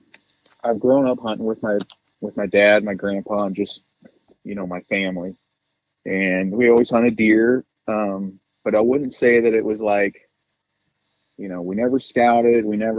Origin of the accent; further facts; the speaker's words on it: Chico, California, United States; I'm from Chico, California, within 20 minutes or less, I can be up the mountain and in wildlife and away from people.